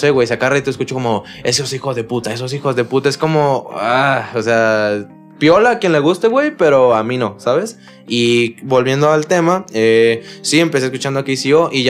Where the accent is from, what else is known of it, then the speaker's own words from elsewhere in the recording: Cocula, Jalisco, Mexico; soy freestyler, tengo 17 años y actualmente soy competidor también y vengo de Cocula, Jalisco.